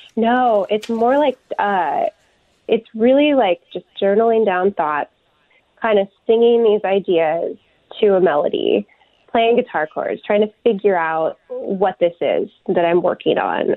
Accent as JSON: {"language": "English", "town": "Tucson", "region": "Arizona", "country": "United States", "tie": "born or raised there", "also_born_or_lived": "Durban, South Africa / Seattle", "moved": "as an adult", "lives_now": "Minneapolis, United States", "said": "I grew up in Tucson and then I moved to the Twin Cities for college"}